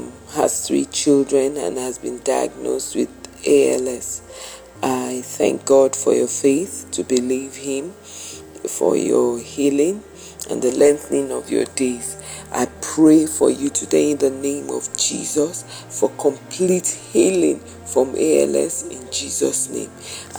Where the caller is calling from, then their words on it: Nigeria; I'm calling from Nigeria.